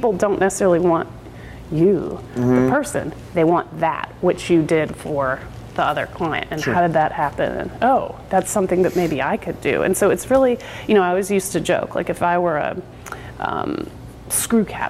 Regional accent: North Carolina, United States; now in Oregon, United States; I'm from North Carolina

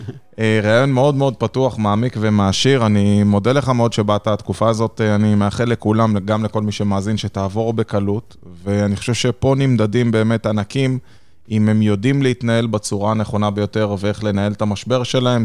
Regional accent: Israel; moved away; אני בתור ישראלי טיפוסי

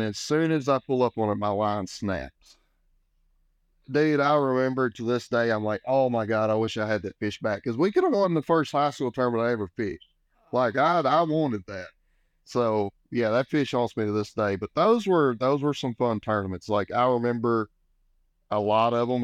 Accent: Sam Rayburn Reservoir, Texas, United States; I grew up on Lake Sound Raven, uh, you know, huge fishing destination

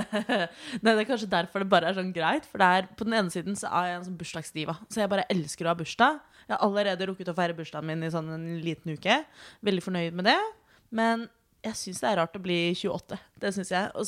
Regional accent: Sande, Vestfold, Norway; Jeg er også 28 år gammel. Pipipi. Jeg er eh, lesbisk kvinne fra Sande i Vestfold.

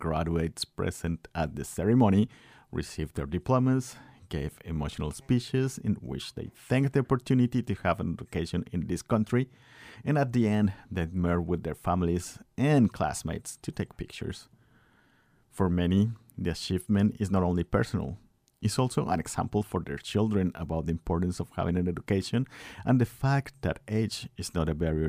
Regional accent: Guanajuato, Mexico; moved away as an adult; now in United States; I'm from Guanajuato, Mexico, and I live in Filo and have been in the United States for 4 years.

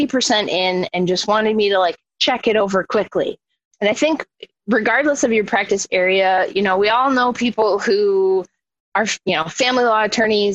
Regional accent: Milwaukee, Wisconsin, United States; now in Minneapolis, United States; I grew up in Milwaukee, Wisconsin.

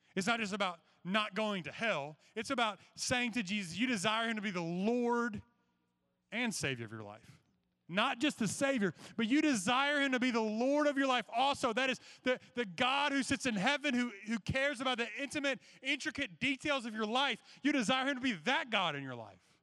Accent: Georgia, United States; when I was growing up in Georgia

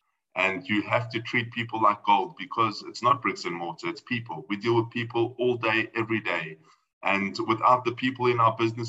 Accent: South Africa; I'm going to stick to my South African origin

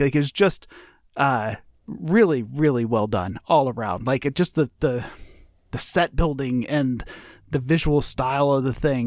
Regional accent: United States; as an American

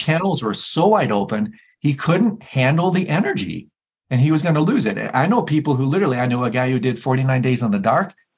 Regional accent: Michigan, United States; I'm from Michigan

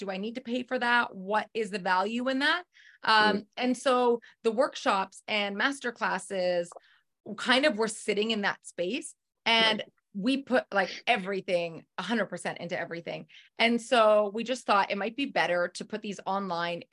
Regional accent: Canada; moved away as an adult; also born or lived in United States; now in Kelowna, Canada; I'm Canadian.

